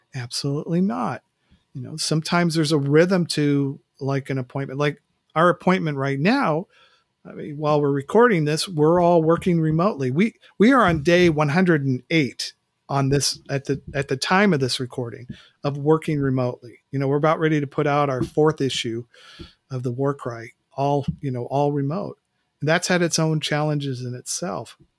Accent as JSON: {"language": "English", "region": "West Coast", "country": "United States", "tie": "born or raised there", "moved": "as an adult", "lives_now": "Mid-Atlantic, United States", "said": "I grew up on the West Coast, and so living out here in Mid-Atlantic, uh, the last two summers"}